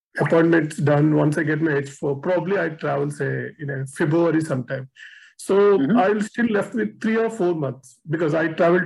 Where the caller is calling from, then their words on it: Bangalore, Karnataka, India; I'm calling from Bangalore, India.